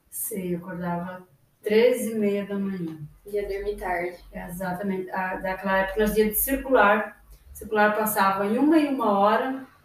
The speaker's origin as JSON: {"language": "Portuguese", "town": "São José do Cedro", "region": "Santa Catarina", "country": "Brazil", "moved": "as an adult", "lives_now": "Toledo, Brazil", "said": "Eu vim de Santa Catarina, no interior de São José de Cedro, que é a cidade. Eu vim para cá com 18 anos, completando 19 anos."}